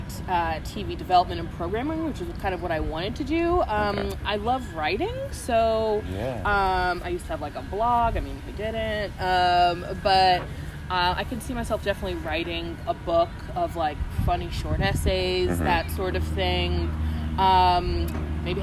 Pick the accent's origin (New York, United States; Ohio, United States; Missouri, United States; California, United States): New York, United States; Long Island; moved away as an adult; also born or lived in Vermont / Manhattan; now in Los Angeles, United States; I'm originally from Long Island. I'm an East Coaster.